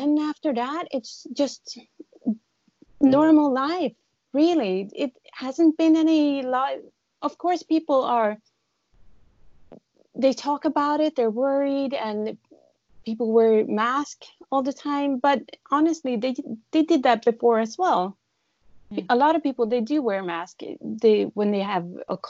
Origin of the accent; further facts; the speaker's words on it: Sweden; moved away as an adult; now in Taipei, Taiwan; I come from Sweden, and I've been living here for 13 and a half years.